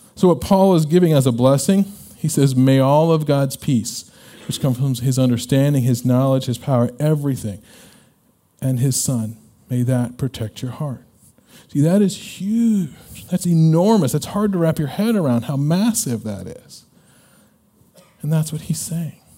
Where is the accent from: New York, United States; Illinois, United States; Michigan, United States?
Illinois, United States; When I was a kid growing up, uh, we're from Illinois